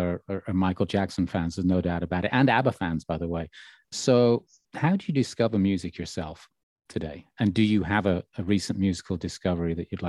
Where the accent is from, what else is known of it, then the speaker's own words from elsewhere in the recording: Birmingham, West Midlands, United Kingdom; growing up in Birmingham